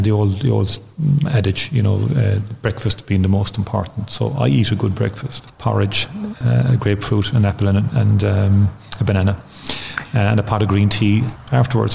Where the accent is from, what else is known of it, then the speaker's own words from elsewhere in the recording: Cork, Munster, Ireland; Growing up in Turner's Cross was, was absolutely very happy, carefree days for us